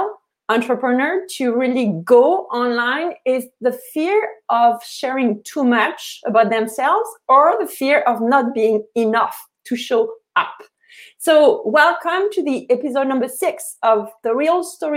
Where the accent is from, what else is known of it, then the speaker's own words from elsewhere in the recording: Paris, Île-de-France, France; moved away as an adult; now in Canada; I'm from Paris